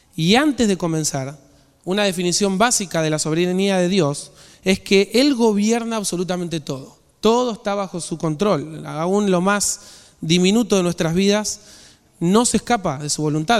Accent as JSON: {"language": "Spanish", "country": "Argentina", "said": "nosotros como nación, Argentina"}